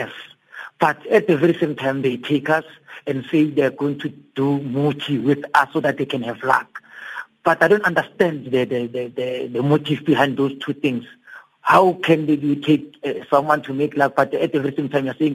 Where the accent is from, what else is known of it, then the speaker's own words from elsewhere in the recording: Daveyton, Gauteng, South Africa; where I grew up in Davidton